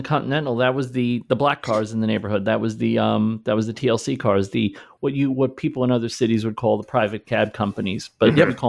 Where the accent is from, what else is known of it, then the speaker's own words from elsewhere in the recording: New York City, New York, United States; I grew up in Brooklyn in an Italian neighborhood.